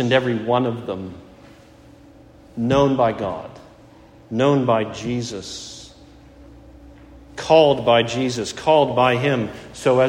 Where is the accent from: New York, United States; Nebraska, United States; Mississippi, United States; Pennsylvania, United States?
Pennsylvania, United States; Pittsburgh; now in Fairfax, United States; from Pittsburgh